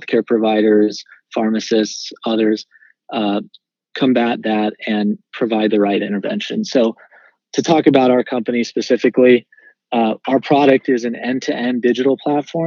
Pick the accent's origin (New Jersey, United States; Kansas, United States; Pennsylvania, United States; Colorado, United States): Kansas, United States; Wichita; moved away; also born or lived in Tennessee; I was born and raised in Wichita, Kansas. So I'm a Midwesterner at heart